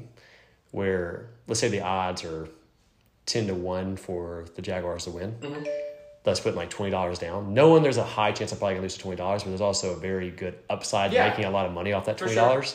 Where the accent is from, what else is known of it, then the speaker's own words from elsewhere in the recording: Lake Charles, Louisiana, United States; we're from Lake Charles